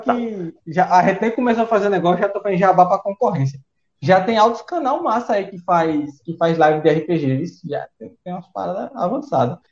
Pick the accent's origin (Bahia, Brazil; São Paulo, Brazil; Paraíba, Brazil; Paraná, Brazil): Paraíba, Brazil; eu nunca saí da Paraíba, tá ligado? Nunca viajei pra outro lugar